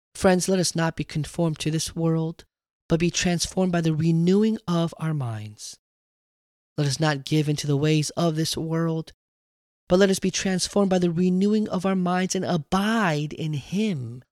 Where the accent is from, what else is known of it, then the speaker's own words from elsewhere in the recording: United States; I wasn't just Korean. I wasn't just an American. I wasn't even Korean American.